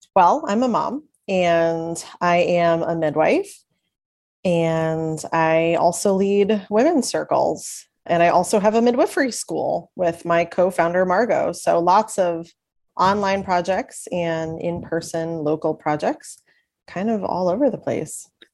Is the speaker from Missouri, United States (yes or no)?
no; Long Island, New York, United States; now in Kentucky, United States; I am originally from Long Island, New York, and having lived many other places in between, I'm currently in Kentucky